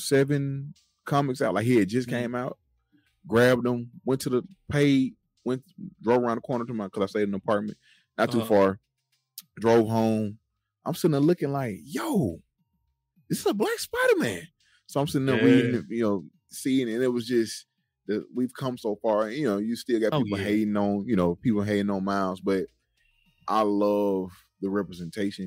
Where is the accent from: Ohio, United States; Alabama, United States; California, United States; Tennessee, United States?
Alabama, United States; I'm from Alabama. I stay in Alabama